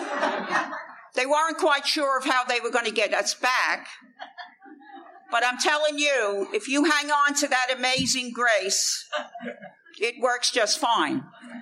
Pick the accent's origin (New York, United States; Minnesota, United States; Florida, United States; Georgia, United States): New York, United States; New York City; I come from a place called the Bronx